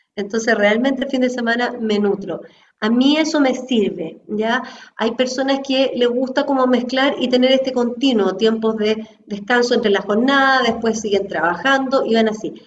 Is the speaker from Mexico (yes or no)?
no; Chile; nací en el fondo en Chile, en una familia católica, en un colegio católico